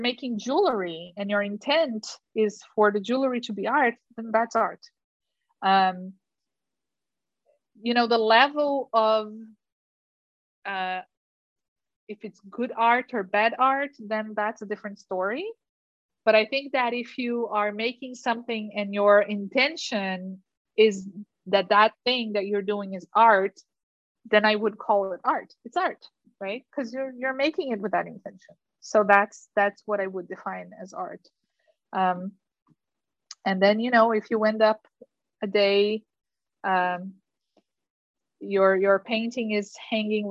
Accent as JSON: {"language": "English", "town": "Curitiba", "region": "Paraná", "country": "Brazil", "tie": "born or raised there", "second_language": "English", "moved": "as an adult", "lives_now": "United States", "said": "Curitiba, which is my hometown"}